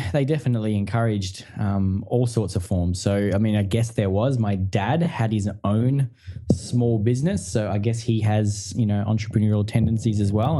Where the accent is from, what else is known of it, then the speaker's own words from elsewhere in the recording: country Victoria, Australia; i grew up in country victoria um, in australia so in a small town you know not very big about two hours from melbourne